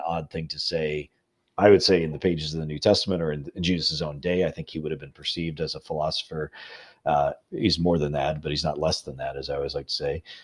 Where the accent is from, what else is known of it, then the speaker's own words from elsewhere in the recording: Illinois, United States; now in Louisville, United States; I'm a Midwesterner. I'm from Illinois originally